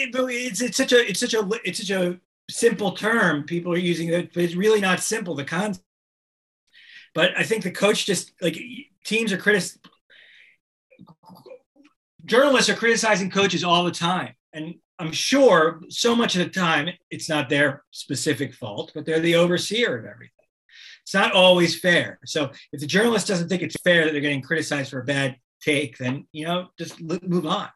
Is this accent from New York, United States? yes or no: no; Miami, Florida, United States; I grew up in Miami